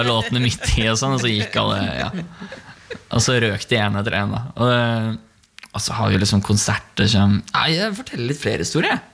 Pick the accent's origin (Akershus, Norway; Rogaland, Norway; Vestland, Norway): Akershus, Norway; Bærum; Jeg kommer fra Bærum